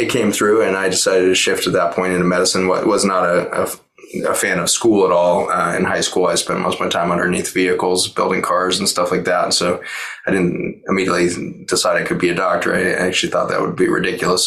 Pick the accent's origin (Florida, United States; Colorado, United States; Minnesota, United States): Colorado, United States; Boulder; born and raised in Boulder.